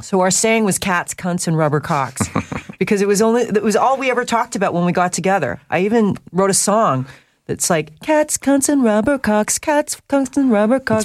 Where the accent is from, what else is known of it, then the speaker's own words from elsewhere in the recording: North Vancouver, British Columbia, Canada; I was raised in North